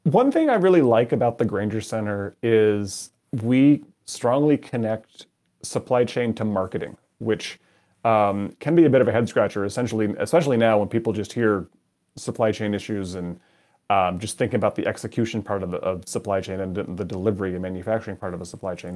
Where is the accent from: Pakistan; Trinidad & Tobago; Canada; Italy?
Canada; moved away as an adult; now in Madison, United States; I grew up in Canada and um, immigrated to the United States a number of years ago.